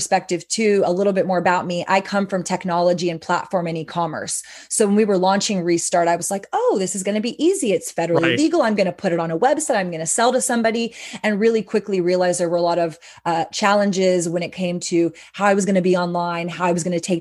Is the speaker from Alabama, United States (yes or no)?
no; Austin, Texas, United States; sister-owned, family-owned, born and raised in Austin